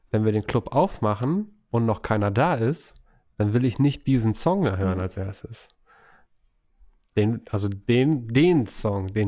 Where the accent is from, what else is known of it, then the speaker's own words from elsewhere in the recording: Essen, North Rhine-Westphalia, Germany; Aber als Essener ist das Hotel Shanghai schon so ein bisschen Homebase.